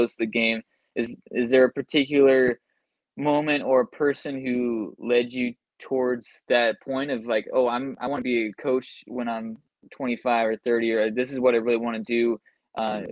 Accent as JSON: {"language": "English", "town": "Seattle", "region": "Washington", "country": "United States", "tie": "born or raised there", "said": "for me, growing up in the Pacific Northwest in the Seattle area"}